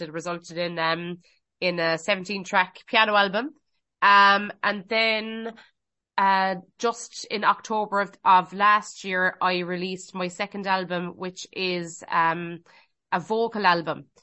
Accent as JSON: {"language": "English", "town": "Cork", "region": "Munster", "country": "Ireland", "said": "I'm originally from Cork, but, um, yeah, I'm, I'm living in West Cork now"}